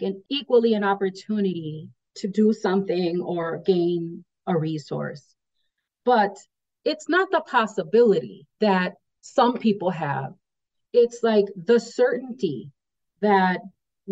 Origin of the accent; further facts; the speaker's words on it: United States; I was born and raised on the South Side. It was primarily a Polish community and then a Latino IX community.